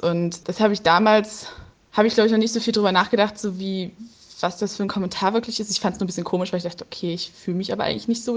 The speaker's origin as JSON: {"language": "German", "town": "Leipzig", "region": "Saxony", "country": "Germany", "said": "ich komme aus Leipzig"}